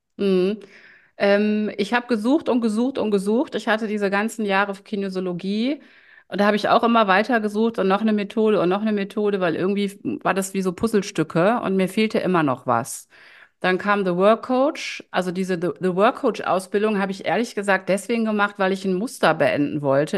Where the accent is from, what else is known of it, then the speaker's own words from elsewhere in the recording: Düsseldorf, North Rhine-Westphalia, Germany; also born or lived in Ratingen; Ich lebe in Düsseldorf. Ähm, das ist auch meine Heimatstadt, meine Herzstadt. Ich bin zwar in Ratingen geboren, aber vom Herzen immer schon Düsseldorferin.